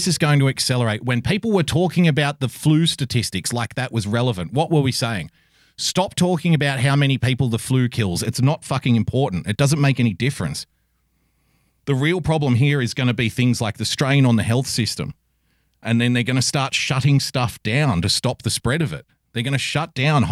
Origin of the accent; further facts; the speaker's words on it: Sydney, New South Wales, Australia; I'm from Sydney